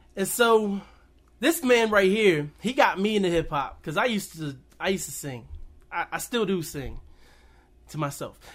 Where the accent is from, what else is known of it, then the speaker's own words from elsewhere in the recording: West Virginia, United States; also born or lived in Winchester, Virginia; I grew up in Winchester, Virginia, until I was nine, and I moved to Caton Bridge, West Virginia, like, a tiny, tiny town